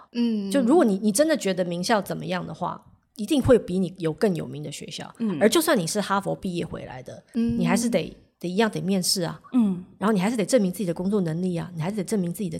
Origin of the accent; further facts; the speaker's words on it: Taiwan; moved away as an adult; also born or lived in Hong Kong; 虽然我是香港出生的，但是其实我大部分我从幼稚园就开始在台湾求学，嗯，所以我的大部分的朋友家人都还是在台湾，